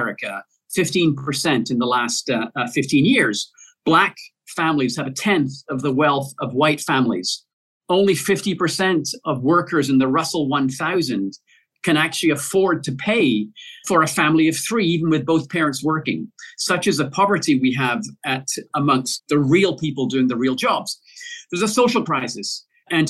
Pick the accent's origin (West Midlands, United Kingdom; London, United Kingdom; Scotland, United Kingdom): Scotland, United Kingdom; Glasgow; my hometown in Glasgow in Scotland